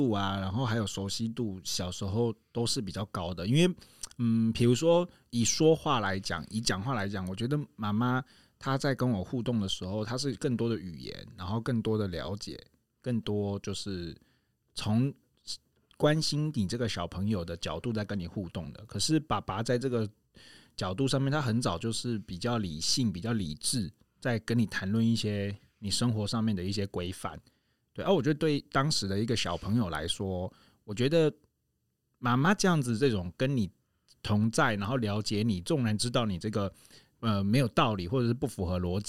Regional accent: Taitung, Taitung County, Taiwan; 我记得小时候在我我小时候住台东嘛，然后我们住那个透天的房子

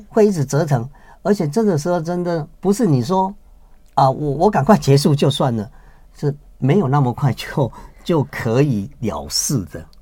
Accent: Taiwan; 我们台湾人就有一个习俗，习惯，有的人就吃偏方中草药

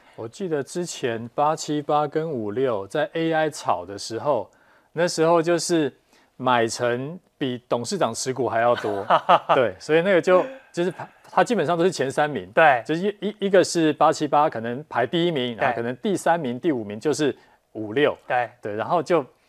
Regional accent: Taiwan; 我们台湾人啊，这几年来真的最爱的就是 E T F 了

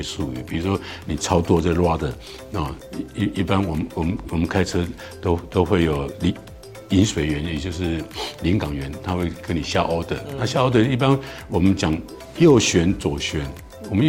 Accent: Taiwan; 我们台湾人这种春耕秋收嘛

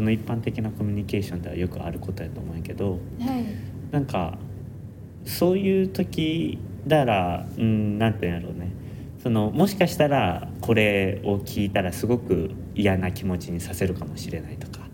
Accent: Nara, Japan; now in Tokyo, Japan; もともと俺は奈良県出身

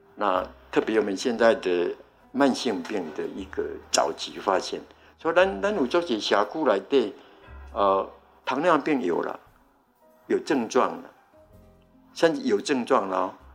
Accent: Taiwan; 我们台湾

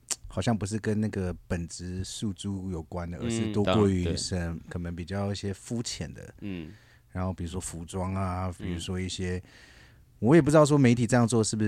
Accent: Taiwan; 我自己本身也喜欢旅行，所以每次在旅行，我介绍我是台湾来的时候，我都会说我们是全亚洲第一个

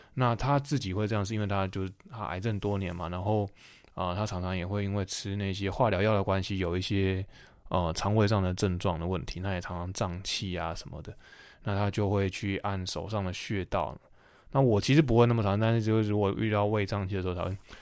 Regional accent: Taiwan; moved away as an adult; 我们在这种就是岛国生长长大的人

